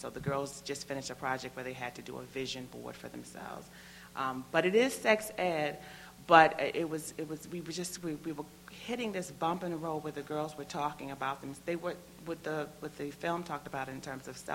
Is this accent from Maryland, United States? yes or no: yes; Prince George's County, Maryland, United States; moved away as an adult; now in Baltimore, United States; I am not from Baltimore, Maryland. I grew up not too far from here in Prince George's County